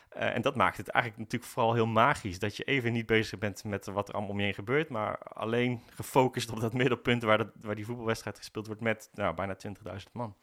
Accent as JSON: {"language": "Dutch", "town": "Breda", "region": "North Brabant", "country": "Netherlands", "tie": "born or raised there", "said": "Ik ben geboren in Breda"}